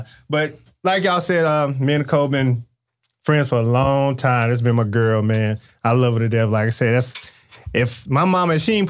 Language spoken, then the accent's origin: English; Charlotte, North Carolina, United States; I just love Charlotte. I am a true Charlottean.